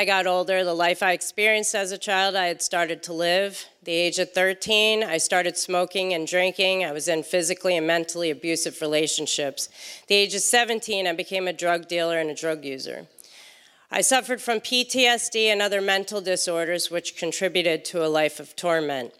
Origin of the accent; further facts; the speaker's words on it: Morris County, New Jersey, United States; I'm from Morris County, New Jersey